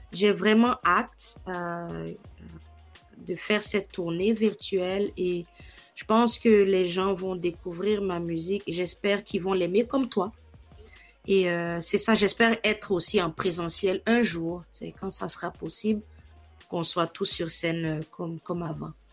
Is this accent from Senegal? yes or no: no; Côte d’Ivoire; moved away as an adult; also born or lived in Morocco / Manitoba, Canada; now in Canada; je suis née en Côte d'Ivoire, euh, l'Afrique de l'Ouest, et puis. donc, j'ai vécu là-bas toute ben, une grande majorité de ma vie